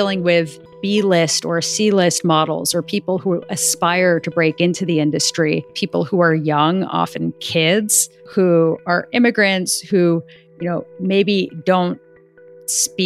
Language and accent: English; New York City, New York, United States; I grew up in New York City.